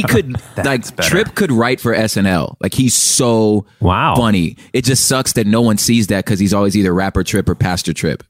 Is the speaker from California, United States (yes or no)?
yes; Los Angeles, California, United States; I'm from Los Angeles.